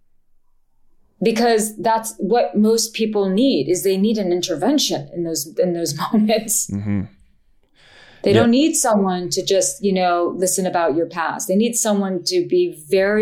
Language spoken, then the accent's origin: English; New York, United States; I'm a New Yorker and I'm a Jew